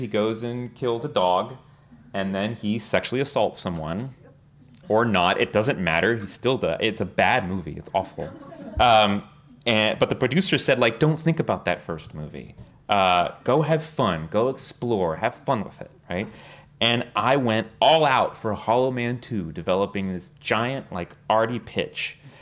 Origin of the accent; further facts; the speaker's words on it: South Texas, United States; now in New York, United States; I was born and raised in Texas